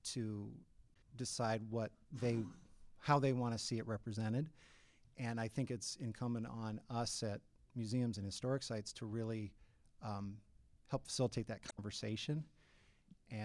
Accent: Illinois, United States; moved away; also born or lived in Minnesota; back in my home state of Illinois

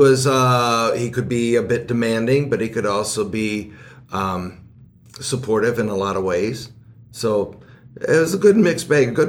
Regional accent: Baraboo, Wisconsin, United States; as a kid growing up in Baraboo

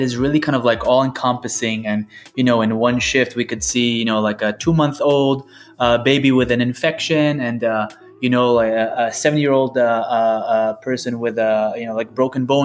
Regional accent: Israel; moved away; I was born and raised in Israel

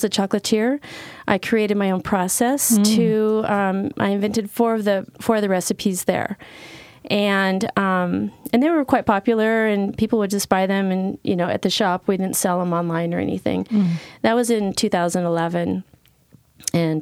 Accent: Yakima, Washington, United States; moved away as an adult; also born or lived in Idaho; I grew up in Washington State

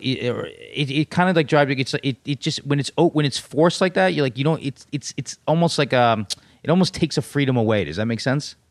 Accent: New York City, New York, United States; also born or lived in Los Angeles; born and raised in New York City

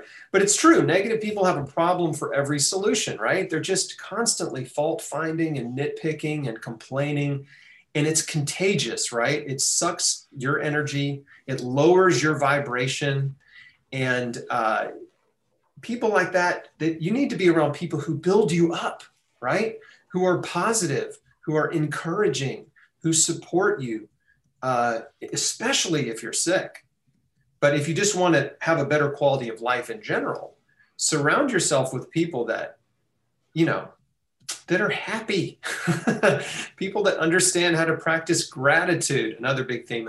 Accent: United States; As an American

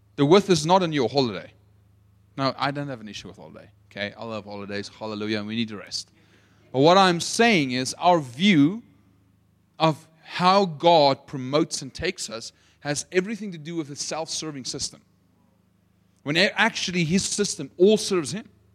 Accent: Potchefstroom, North West, South Africa; accent: South African; moved away; I'm from Potchefstroom

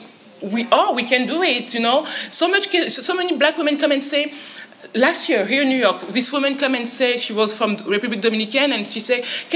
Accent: France; English is a second language; I'm from France.

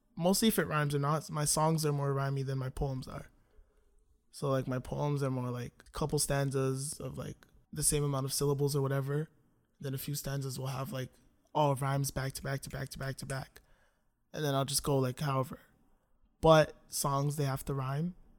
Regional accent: Toronto, Ontario, Canada; also born or lived in Scarborough / North York; Okay, so I grew up in Toronto. I was born in Scarborough, and then me and my family moved to North York

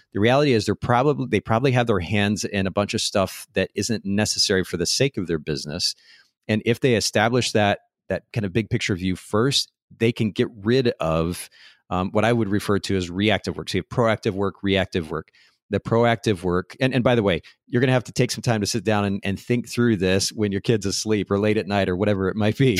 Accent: United States

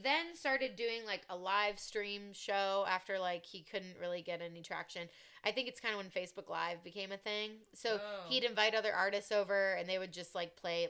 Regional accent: Columbus, Ohio, United States; Born and raised in Columbus, Ohio, and I did not know who she was.

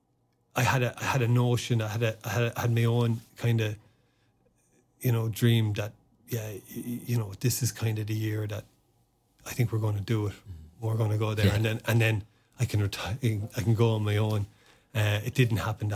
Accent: Newbridge, County Kildare, Ireland; first language Irish; English is a second language; growing up in Newbridge, you're on the edge of the curra there, which is you know, the biggest army barracks and base we have in the country

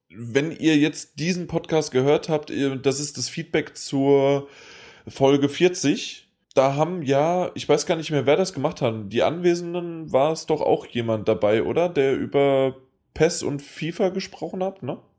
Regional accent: Frankfurt, Hesse, Germany; Aber ähm, ich bin Frankfurter.

